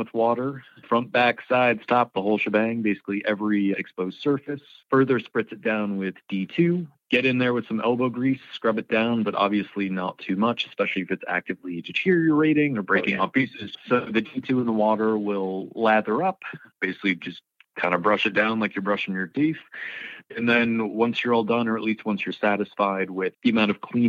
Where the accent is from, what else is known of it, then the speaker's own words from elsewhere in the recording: Connecticut, United States; now in St. John's, Canada; Being from the state myself, I'm from Connecticut